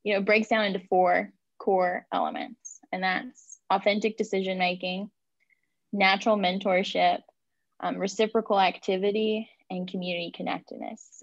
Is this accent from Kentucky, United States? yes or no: yes; West Kentucky, United States; I am born and raised in Kentucky